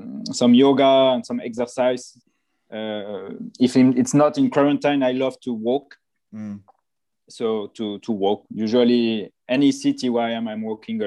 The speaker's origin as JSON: {"language": "English", "town": "Nice", "region": "Provence-Alpes-Côte d'Azur", "country": "France", "said": "I come from Nice, and I love to walk on the Promenade des Anglais"}